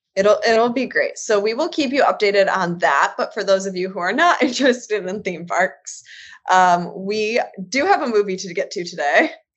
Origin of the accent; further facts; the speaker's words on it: Michigan, United States; also born or lived in North Carolina; now in Indiana, United States; I'm originally from Michigan